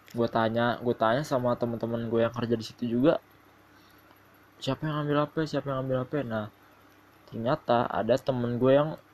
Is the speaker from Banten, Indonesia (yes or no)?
yes; South Tangerang, Banten, Indonesia; Gua asli Tangerang Selatan